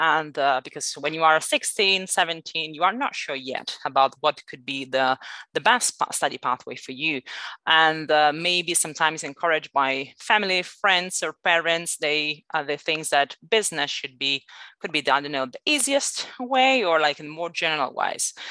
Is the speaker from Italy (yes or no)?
yes; Italy; accent: Italian; English is a second language; moved away as an adult; also born or lived in Northern Ireland / Malaysia / London; now in Barcelona, Spain; I'm Italian originally. Sorry, you might actually get that from my accent.